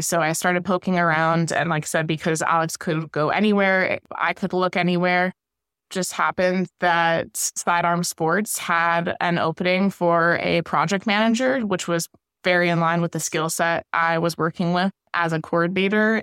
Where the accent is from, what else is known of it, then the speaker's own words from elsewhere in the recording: West Virginia, United States; moved away as an adult; now in Syracuse, United States; I'm from West Virginia